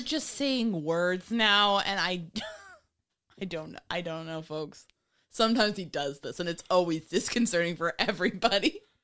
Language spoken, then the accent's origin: English; New York, United States; I grew up in New York